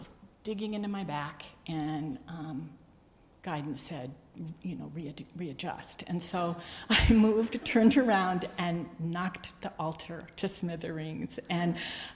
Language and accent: English; New England, United States; moved away as an adult; also born or lived in South Hadley, Massachusetts; now in Texas, United States; I think I'm from New England, but I've spent the last 34 years in Texas.